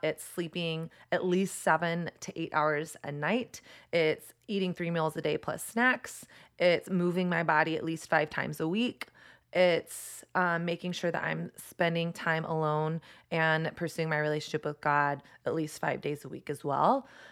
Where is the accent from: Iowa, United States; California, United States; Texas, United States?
Texas, United States; I primarily grew up in Texas.